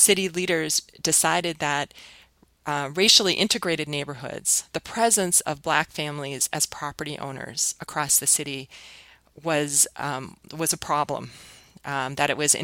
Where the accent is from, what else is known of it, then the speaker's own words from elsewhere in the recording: Minneapolis, Minnesota, United States; my hometown